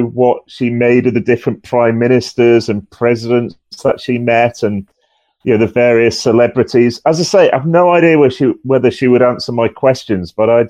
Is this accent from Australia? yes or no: no; England, United Kingdom; accent: northern; honest, I have actually been down south about three quarters of my life, but I'm desperately clinging on to my northern accent.